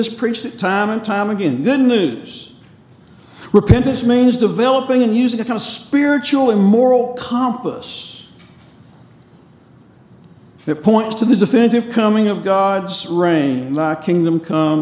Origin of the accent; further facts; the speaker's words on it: North Carolina, United States; I grew up in North Carolina